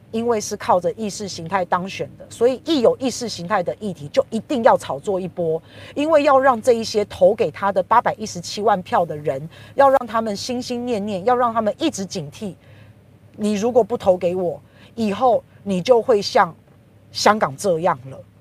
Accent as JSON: {"language": "Chinese", "country": "Taiwan", "said": "我们台湾人"}